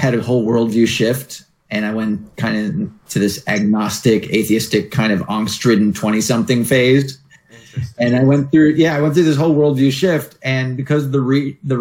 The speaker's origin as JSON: {"language": "English", "region": "New York", "country": "United States", "tie": "born or raised there", "moved": "as an adult", "lives_now": "Santa Monica, United States", "said": "I grew up in New York, and just north of the city, actually."}